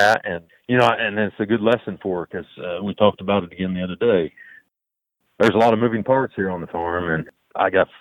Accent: southeastern Illinois, United States; I am from southeastern Illinois. I live in a small town, or just outside a small town, Martinsville

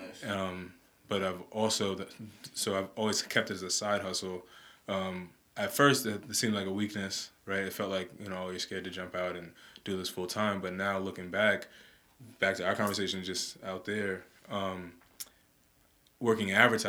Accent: New York City, New York, United States; also born or lived in Manhattan; I was born in Manhattan, but grew up in Brooklyn, first in Park Slope, then in Bed-Stuy, went to Brooklyn Tech

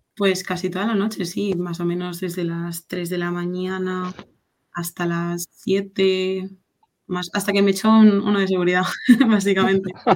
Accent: Barcelona, Catalonia, Spain; also born or lived in Madrid; yo soy de Barcelona

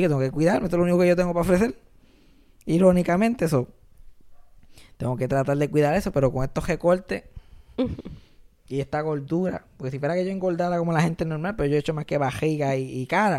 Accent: Puerto Rico; nos unen como puertorriqueños

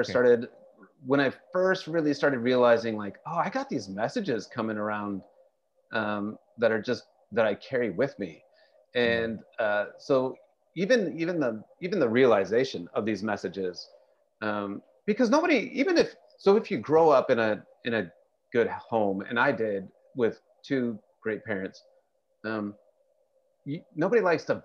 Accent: Fresno, California, United States; now in Portland, United States; I grew up in Fresno, California

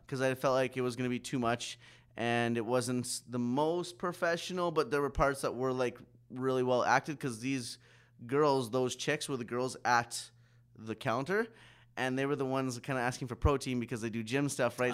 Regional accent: Saskatoon, Saskatchewan, Canada; also born or lived in Pitești, Romania; I was adopted by a white family from Saskatchewan, Saskatoon.

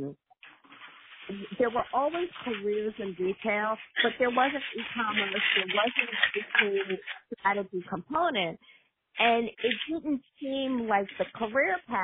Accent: Philadelphia, Pennsylvania, United States; moved away; I'm originally from Philly

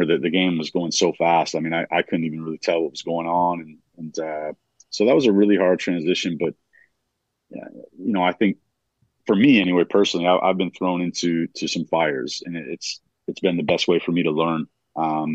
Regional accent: Barre, Vermont, United States; moved away as an adult; now in Fredericton, Canada; I grew up on Maple Avenue in Barry

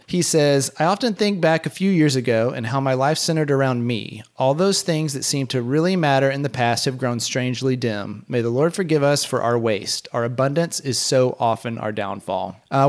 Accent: Haiti; reminded me so much of my own childhood growing up in Haiti.

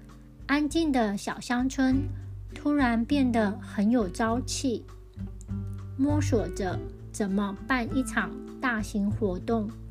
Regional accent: Tianzhong, Changhua County, Taiwan; moved away; 田中是我的故乡

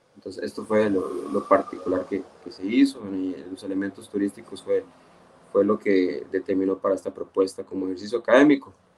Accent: Esparza, Puntarenas, Costa Rica; yo soy de Esparzo

